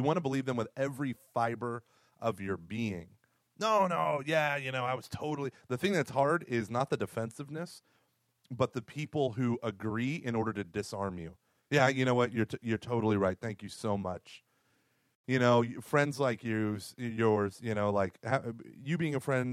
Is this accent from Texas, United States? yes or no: no; Oklahoma, United States; I grew up in Oklahoma